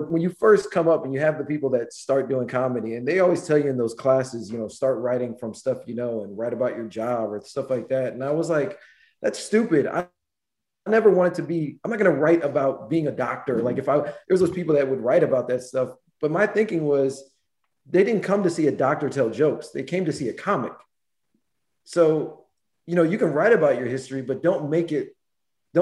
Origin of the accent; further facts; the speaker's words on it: St. Louis, Missouri, United States; moved away as an adult; also born or lived in South Florida; I'm from St. Louis originally. But I spent so much time. I moved to South Florida in 99. I was 20 to go to school